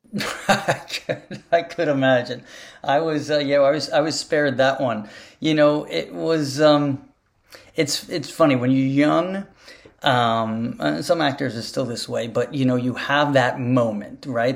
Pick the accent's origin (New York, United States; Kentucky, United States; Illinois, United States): New York, United States; I was from New York